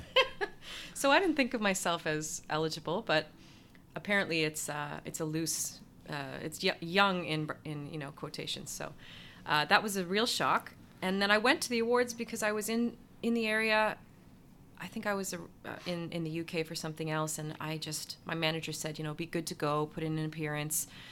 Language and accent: English; Ottawa, Ontario, Canada; moved away as an adult; also born or lived in New York; my hometown in Ottawa